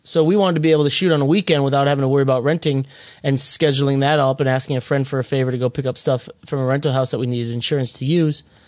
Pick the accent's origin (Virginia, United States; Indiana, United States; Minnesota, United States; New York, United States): Minnesota, United States; moved away; I'm originally from Li-, Little Canada, also known as Minnesota